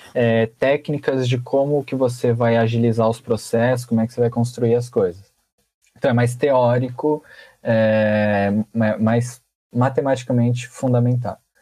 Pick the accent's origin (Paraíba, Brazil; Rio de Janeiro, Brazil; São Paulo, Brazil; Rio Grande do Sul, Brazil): São Paulo, Brazil; Francisco Morato; eu vim do Levorinho, uma excelente escola também